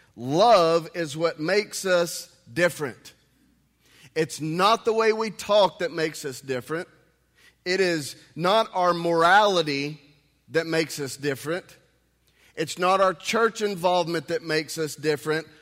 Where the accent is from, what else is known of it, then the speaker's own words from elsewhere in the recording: United States; also born or lived in Texas; as an American